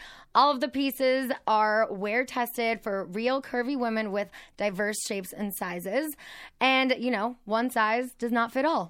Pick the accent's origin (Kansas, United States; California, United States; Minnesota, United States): California, United States; Azusa; Azusa, just east of Pasadena. So like San Gabriel Valley.